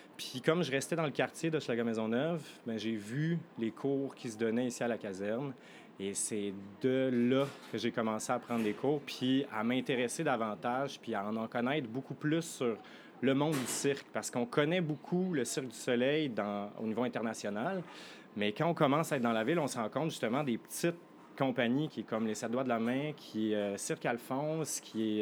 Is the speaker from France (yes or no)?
yes; France; moved away; je suis français et j'ai 31 ans